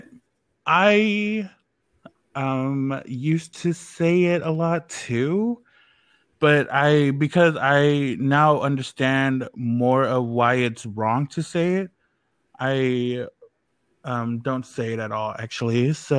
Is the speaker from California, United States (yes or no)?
yes; Oakland, California, United States; moved away; I grew up in Oakland, California, which is a little more hood than you guys.